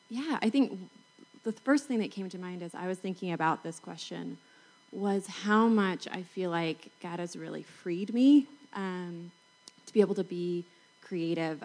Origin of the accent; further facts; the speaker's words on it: Salt Lake City, Utah, United States; I'm from Salt Lake City